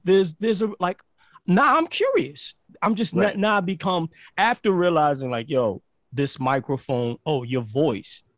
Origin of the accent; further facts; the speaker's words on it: New York City, New York, United States; moved away; also born or lived in Caribbean; I'm from Brooklyn